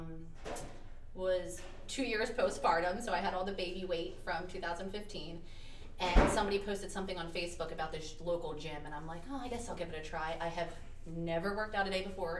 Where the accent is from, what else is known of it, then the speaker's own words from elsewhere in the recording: Philadelphia, Pennsylvania, United States; also born or lived in Delaware County, Pennsylvania; I'm very proud to be from Delco. I'm actually from Southwest Philly originally